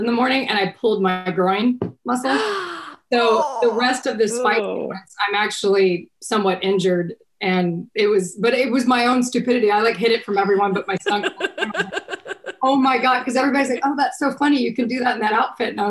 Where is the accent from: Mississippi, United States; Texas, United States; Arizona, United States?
Texas, United States; I'm from Texas